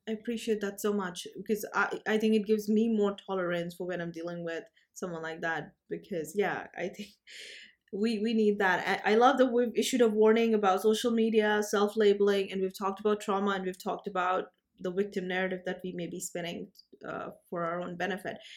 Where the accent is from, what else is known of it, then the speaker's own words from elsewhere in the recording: India; I'm from India